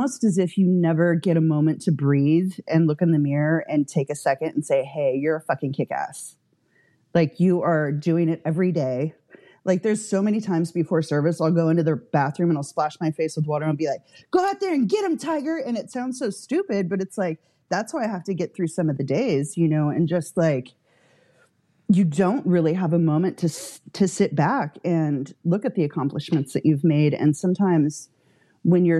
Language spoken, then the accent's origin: English; Santa Barbara, California, United States; also born or lived in Santa Ynez Valley; I grew up in Santa Barbara